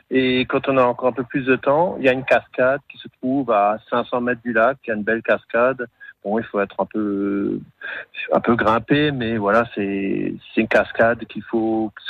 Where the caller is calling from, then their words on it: Grand Est, France; Donc moi je suis de Vassonne, donc c'est en Alsace, entre Strasbourg et Saverne, pas euh, près des Vosges du Nord.